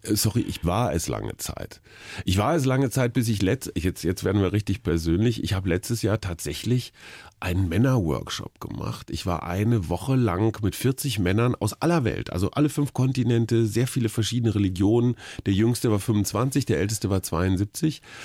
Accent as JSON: {"language": "German", "region": "Berlin", "country": "Germany", "said": "bei uns in Berlin"}